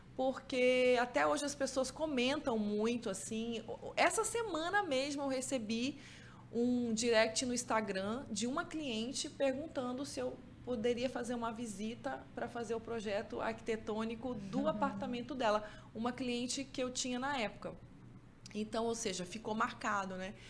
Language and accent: Portuguese; Mato Grosso do Sul, Brazil; moved away as an adult; also born or lived in Campo Grande; now in Manaus, Brazil; Eu vim lá do Mato Grosso do Sul